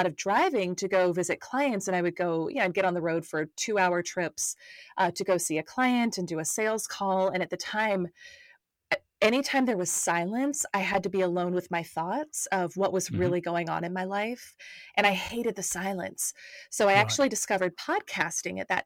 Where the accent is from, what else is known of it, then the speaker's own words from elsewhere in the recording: North Carolina, United States; moved away as an adult; now in Atlanta, United States; I'm over in the United States, was born and raised in North Carolina